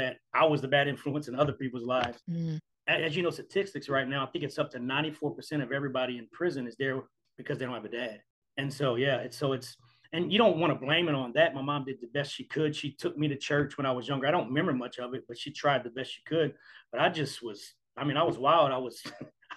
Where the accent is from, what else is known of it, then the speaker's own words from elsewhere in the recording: Iota, Louisiana, United States; also born or lived in Crowley, Louisiana / Port Sulphur, Louisiana; I was born in Crowley, Louisiana, which is right outside of Iota. But I think at the age of three, we moved to, it's called Port Sulphur.